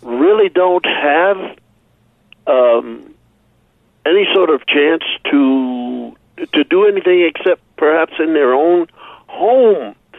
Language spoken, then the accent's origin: English; Philadelphia, Pennsylvania, United States; moved away; growing up in Philadelphia